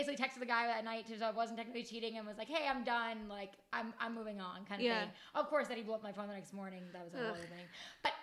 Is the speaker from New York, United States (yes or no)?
yes; Monroe, New York, United States; our hometowns are like next to each other. Like, we're in the same hometown